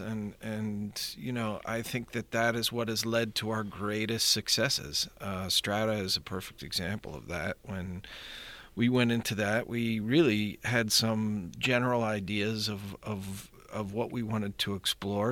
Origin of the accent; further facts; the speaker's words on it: Pittsburgh, Pennsylvania, United States; I always sort of wanted to come back to Pittsburgh. So, um, it's funny, I left here thinking I'll never be, come back